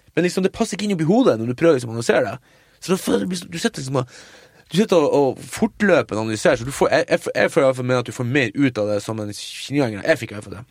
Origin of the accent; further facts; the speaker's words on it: Mo i Rana, Nordland, Norway; moved away; filmfestival hjemme på Mo i Rana